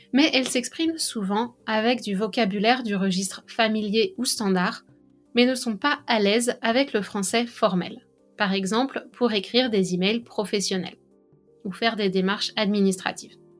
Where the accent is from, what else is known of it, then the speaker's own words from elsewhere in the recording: France; accent: French; mon accent français